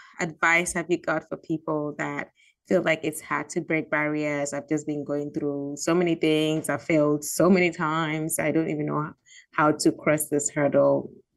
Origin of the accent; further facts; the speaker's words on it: Gambia; also born or lived in Ghana; I'm from Ghana, but I grew up in Gambia